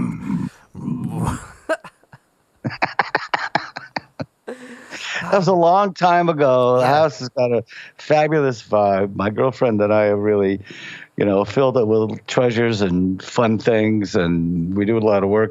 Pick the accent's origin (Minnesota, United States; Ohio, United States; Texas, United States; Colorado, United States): Ohio, United States; Cleveland; also born or lived in Kent, Ohio / Akron, Ohio; I'm from Cleveland. I'm really old. So in the 50s, we lived in the Hungarian part of Buckeye Road area